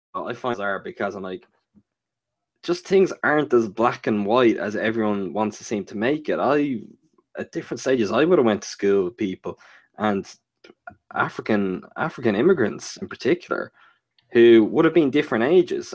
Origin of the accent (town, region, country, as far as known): Ireland; born or raised there